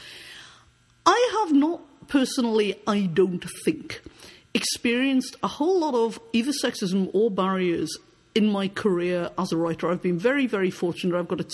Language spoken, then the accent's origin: English; United Kingdom; moved away as an adult; now in Canada; Now, I am from Britain, though I live in Canada. I am a Canadian now. I've lived in Canada since 2002. I emigrated personally.